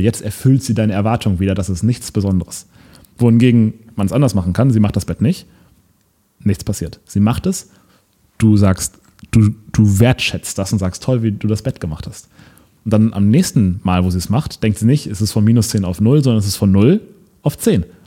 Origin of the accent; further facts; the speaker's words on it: Lübeck, Schleswig-Holstein, Germany; moved away; in Lübeck, in meiner Heimatstadt, in meinem Elternhaus